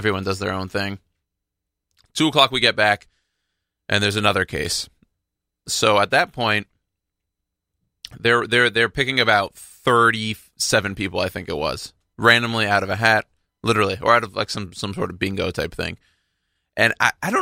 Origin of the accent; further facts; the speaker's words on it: Texas, United States; now in New York, United States; I'm from Texas.